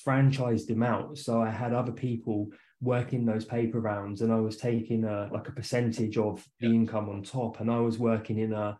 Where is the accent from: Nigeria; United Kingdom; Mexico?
United Kingdom; west of London, South East England; moved away; I'm from England. So I was born and raised not too far from London. So about 45, 50 minutes just west of London